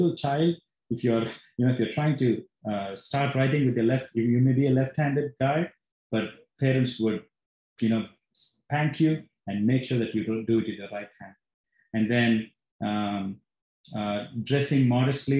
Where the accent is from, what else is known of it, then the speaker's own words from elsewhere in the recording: Bangalore, Karnataka, India; now in Plano, United States; I was born and raised in Bangalore